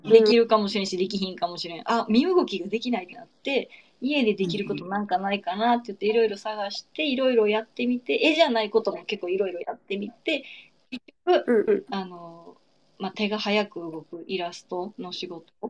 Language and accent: Japanese; Kameoka, Kyoto, Japan; now in Osaka, Japan; 京都の亀岡っていうね、えー、すごい田舎大和美味しい水と山に囲まれたね、土田舎出身です